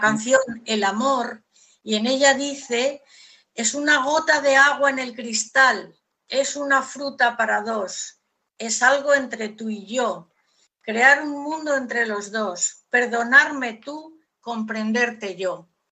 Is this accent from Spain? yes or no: yes; Castile, Spain; como soy castellana y en Castilla se dicen muchos refranes